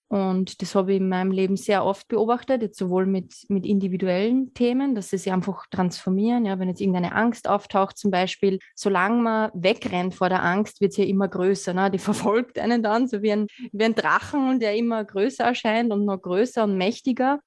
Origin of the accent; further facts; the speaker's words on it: Lower Austria, Austria; gebürtige Niederösterreicherin